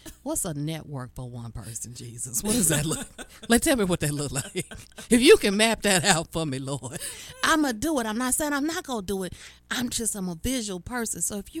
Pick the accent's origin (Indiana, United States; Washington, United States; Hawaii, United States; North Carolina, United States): North Carolina, United States; Charlotte; moved away; It is going to be in my hometown, y'all. I'm coming home. It's Charlotte, North Carolina.